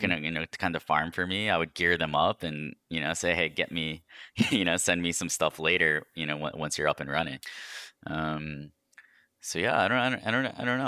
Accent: New York, United States; moved away; I was born in New York

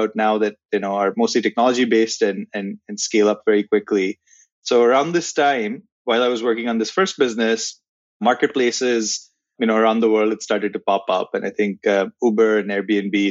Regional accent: India; moved away as an adult; also born or lived in United Kingdom / London, United Kingdom; now in Canada; I'm born and raised in India. I was there all the way through high school

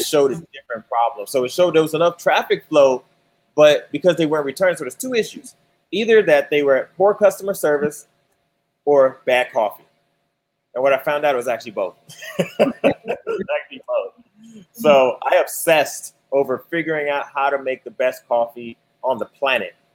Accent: Chicago, Illinois, United States; moved away; I'm actually from Chicago.

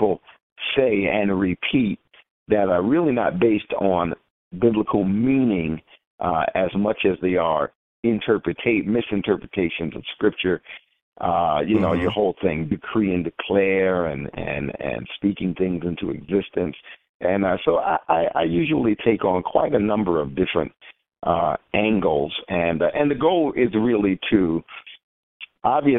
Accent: New York City, New York, United States; now in Atlanta, United States; I am originally from Queens, New York

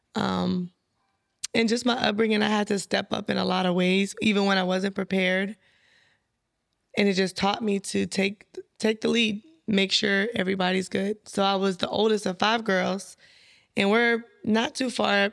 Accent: San Bernardino, California, United States; I'm from San Bernardino, California

